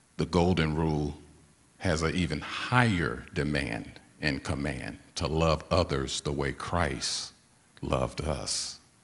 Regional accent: St. Louis, Missouri, United States; I was born and raised in St. Louis, Missouri

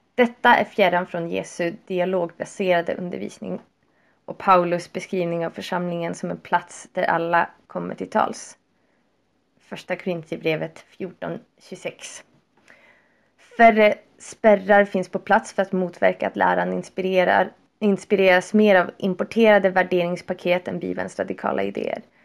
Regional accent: Sweden

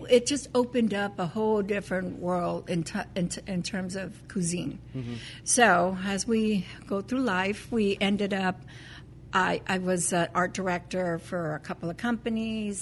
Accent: Los Angeles, California, United States; We're Californians. I grew up in East L.A.

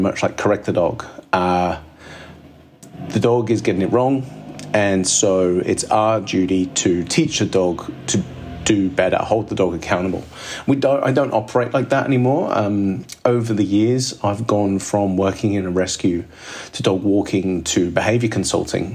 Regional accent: Midlands, United Kingdom; now in Sydney, Australia; growing up in Midlands, England

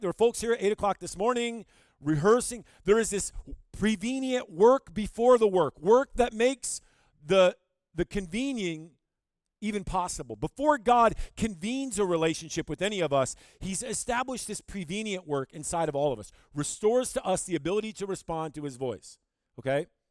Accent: Owosso, Michigan, United States; moved away as an adult; now in Rapid City, United States; I'm from Michigan. I grew up in Owasso, Michigan, right in the middle of the state

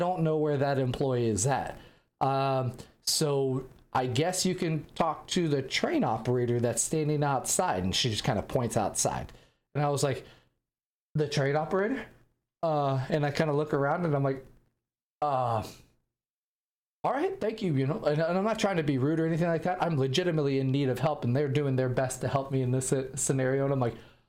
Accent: United States; I'm an American

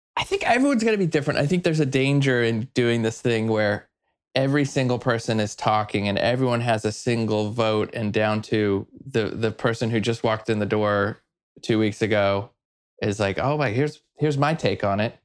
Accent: Weatherford, Texas, United States; moved away as an adult; also born or lived in New York; now in Portland, United States; I grew up in Texas in a tiny little town, about an hour and a half outside of Dallas, west, this tiny little place called Weatherford, Texas.

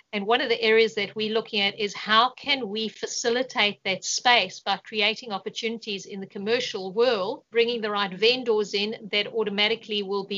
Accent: South Africa; moved away as an adult; I moved from South Africa about 6.5 years ago. And I really did build my portfolio up in South Africa, and I got a good understanding of how real estate works.

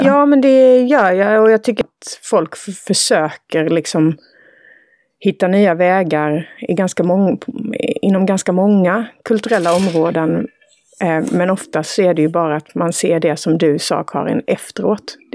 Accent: Villshärad, Halland County, Sweden; Villsärad, där jag är uppvuxen

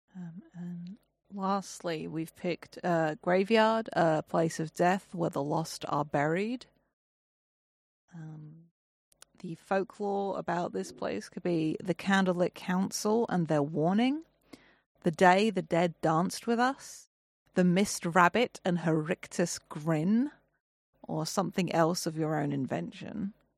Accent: England, United Kingdom; I'm English

